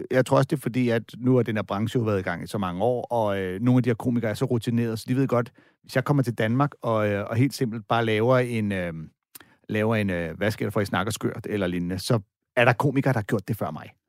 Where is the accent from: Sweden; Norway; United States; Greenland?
United States; California; jeg er ikke øh, fra her, jeg er fra East Bay